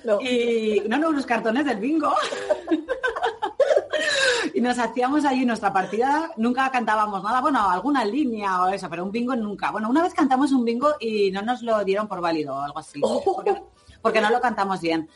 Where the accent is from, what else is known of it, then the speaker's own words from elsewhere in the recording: Levante, Spain; Cristina y yo que somos aquí de Levante